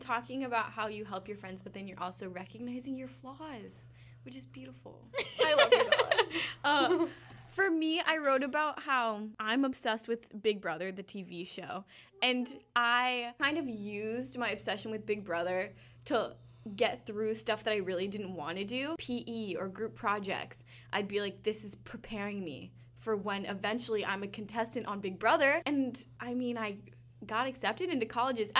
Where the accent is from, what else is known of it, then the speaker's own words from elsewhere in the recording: West Coast, United States; moved away as an adult; I'm from the West Coast